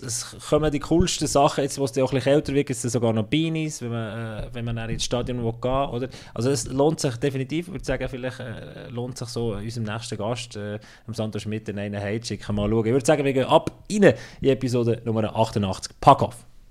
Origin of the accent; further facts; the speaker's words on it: Bern, Switzerland; moved away; also born or lived in Fribourg; als ich als Berner zuerst mal bei Freiburg kam